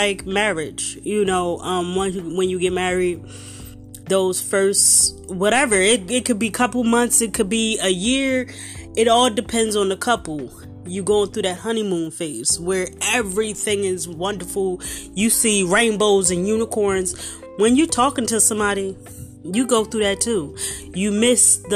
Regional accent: Philadelphia, Pennsylvania, United States; I'm from South Philly, the core of South Philly

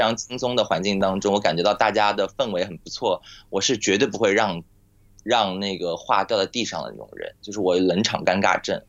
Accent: Nantong, Jiangsu, China; now in Shanghai, China; 我老家是在，呃，南通嘛，然后我们家现在上海

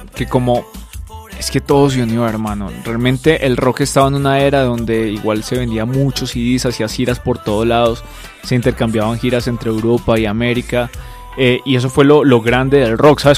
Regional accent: Bogotá, Colombia; yo soy un artista de Bogotá, Colombia.

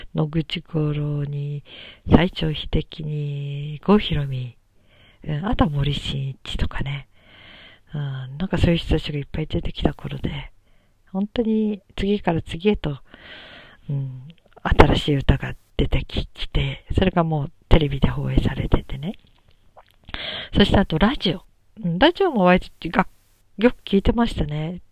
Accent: Japan

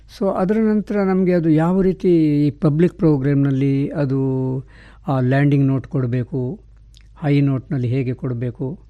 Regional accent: Puttur, Karnataka, India; born or raised there

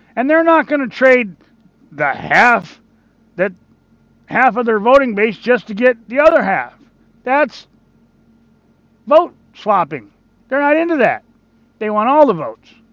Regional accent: Michigan, United States; my home state of Michigan

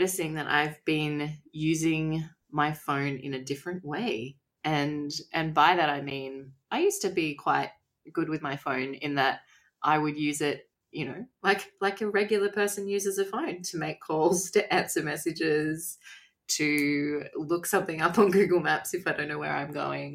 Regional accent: Australia; I'm from Australia

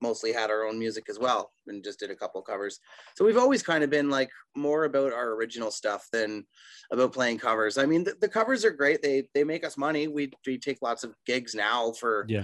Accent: Innisfil, Ontario, Canada; We're from Innisfil, Ontario

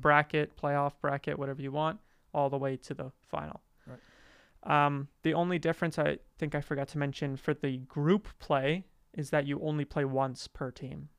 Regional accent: Calgary, Alberta, Canada; I'm from Calgary, Alberta. Canada.

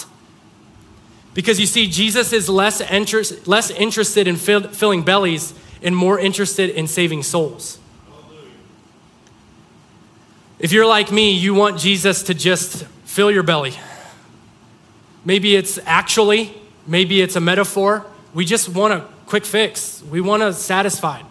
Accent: Mogadore, Ohio, United States; I'm from Mogador, population 3,000.

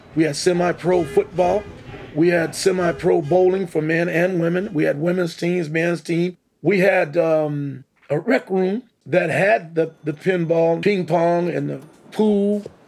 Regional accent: Missouri, United States; moved away; I chose Kansas City not only because it was my home state

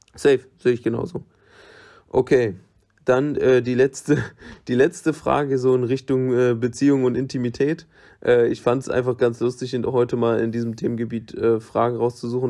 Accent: Germany; für immer in meinem Heimatland zu bleiben

